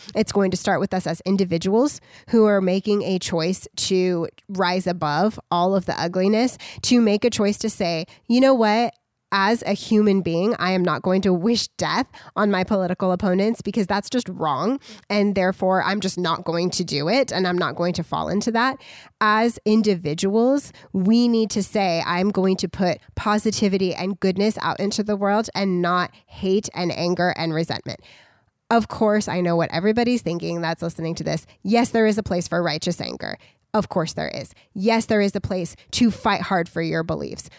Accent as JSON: {"language": "English", "country": "United States", "said": "we as American citizens"}